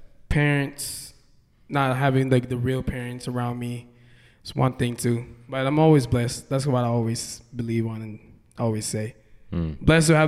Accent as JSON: {"language": "English", "region": "Hawaii", "country": "United States", "said": "I'm from Hawaii, and yeah, I've been doing music in Hawaii."}